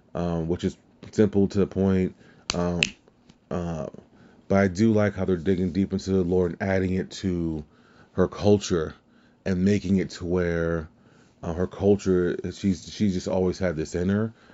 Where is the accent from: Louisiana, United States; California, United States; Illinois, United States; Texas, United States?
Louisiana, United States; I'm from Louisiana